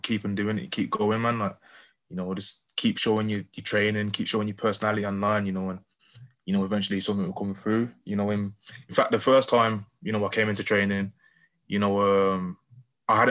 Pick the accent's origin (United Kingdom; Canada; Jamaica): United Kingdom; Birmingham, West Midlands; I'm from Birmingham originally. So I came back to Birmingham